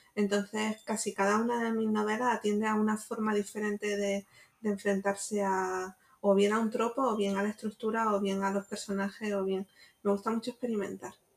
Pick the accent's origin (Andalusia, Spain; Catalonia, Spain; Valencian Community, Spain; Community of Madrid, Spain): Andalusia, Spain; Jaén; now in Málaga, Spain; yo no soy de Málaga, soy de Jaén